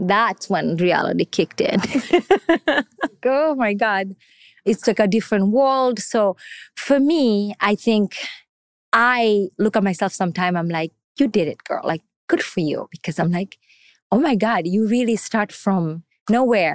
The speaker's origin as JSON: {"language": "English", "country": "Canada", "tie": "born or raised there", "also_born_or_lived": "Kenya / Tanzania / Somalia", "second_language": "English", "moved": "yes", "lives_now": "New York, United States", "said": "I grew up in Canada. I went to school there"}